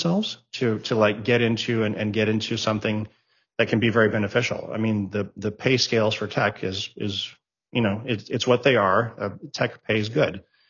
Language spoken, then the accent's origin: English; Germany; English is a second language; moved away as an adult; also born or lived in Japan / Greece; now in United States; The first time I moved to the States was when I was 18 years old. I was born in Japan. I was raised in Germany. My mother's a Greek national. So we spent a lot of time in Greece.